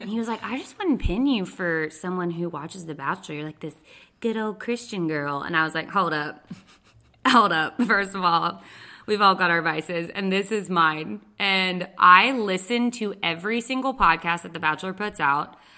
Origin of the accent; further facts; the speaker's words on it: Texas, United States; moved away; I'm from Texas.